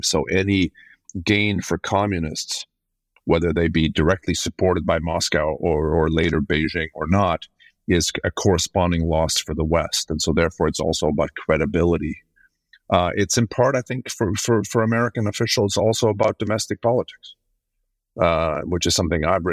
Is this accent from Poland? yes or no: no; Sweden; I'm from Sweden, which is where I'm sitting tonight